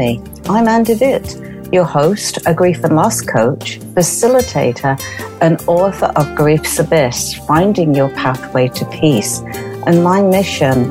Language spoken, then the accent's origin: English; United Kingdom; being British